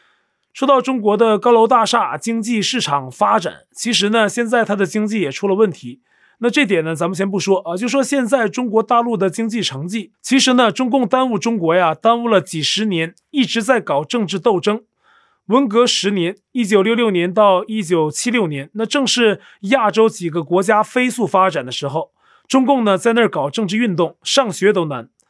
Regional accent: northern Taiwan, Taiwan; 我是北部人，这边有些老一辈的朋友亲戚啊都觉得统一好

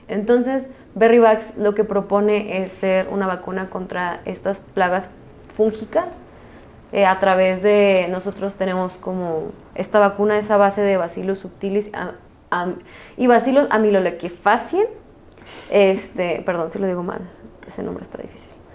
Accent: Jalisco, Mexico; nosotros que somos de Jalisco

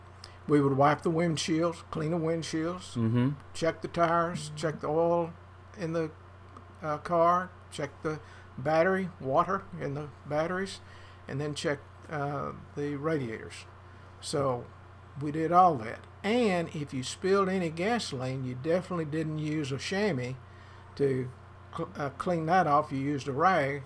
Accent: Paris, Texas, United States; I was born here in Paris

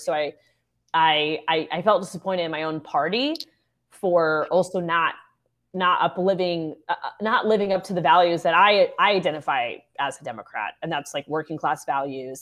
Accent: Orlando, Florida, United States; the love for my hometown

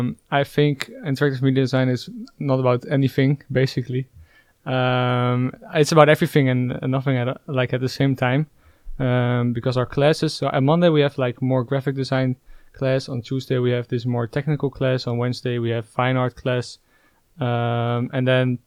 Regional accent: Gouda, South Holland, Netherlands; also born or lived in Leiden; So I'm Dutch. … I come from Gouda.

